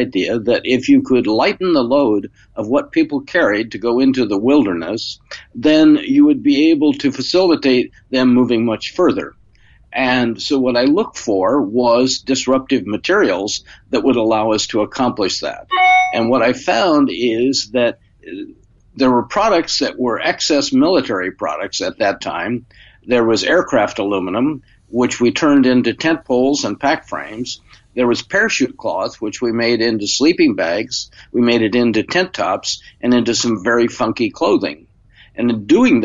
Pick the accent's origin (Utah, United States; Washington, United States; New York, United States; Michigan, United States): Washington, United States; Spokane; moved away; also born or lived in Stanford, California; I was from Spokane, Washington, where I grew up